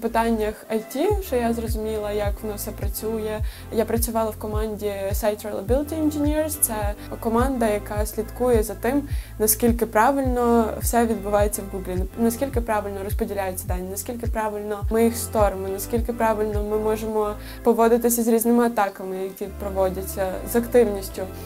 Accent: Ukraine

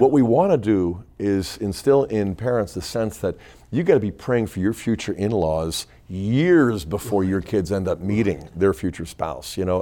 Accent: Pittsburgh, Pennsylvania, United States; I grew up in Pittsburgh

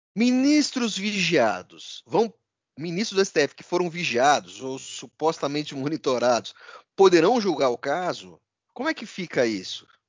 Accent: São Paulo, Brazil; como bom paulistano

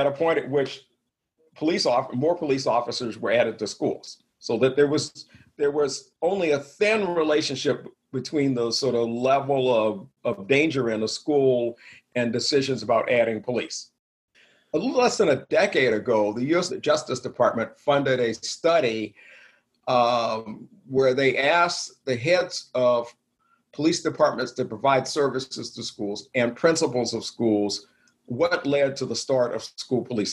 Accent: the South, United States; I grew up in the South, graduated from high school in 1972

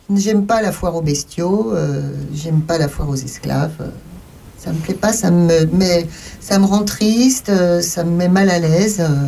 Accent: France; Nous, chez nous en France

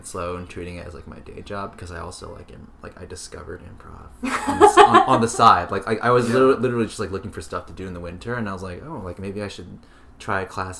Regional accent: San Francisco, California, United States; moved away as an adult; also born or lived in Santa Cruz; now in New York, United States; Born and raised in San Francisco.

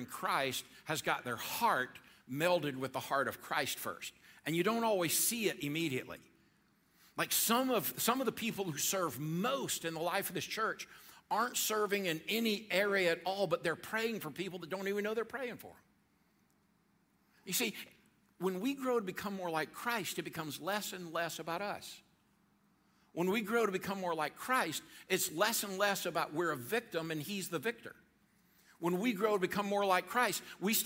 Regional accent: Georgia, United States; I'm from Georgia

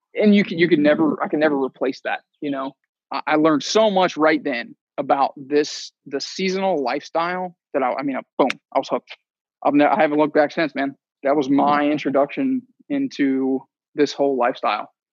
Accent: just south of Cincinnati, Kentucky, United States; moved away as an adult; I grew up in Kentucky, um, just south of Cincinnati

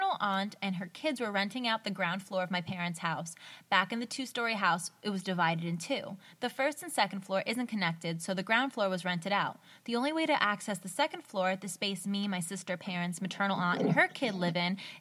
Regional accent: United States; I'm from America

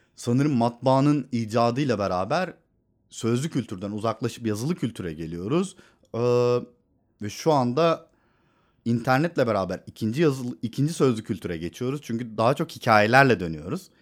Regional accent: Istanbul, Turkey; Benim bütün çocukluğum sokaklarda geçti.

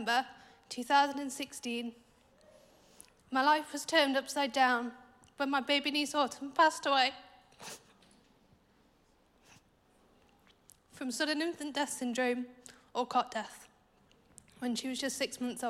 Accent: Nottingham, East Midlands, United Kingdom; I was born in Nottingham. I had a really happy childhood, brought up by my parents and a loving home.

